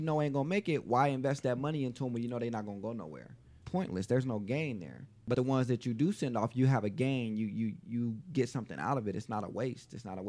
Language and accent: English; Las Vegas, Nevada, United States; I grew up on the West Side.